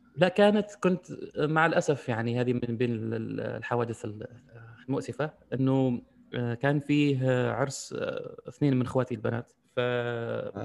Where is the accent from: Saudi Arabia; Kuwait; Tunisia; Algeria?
Algeria; عندنا في الجزائر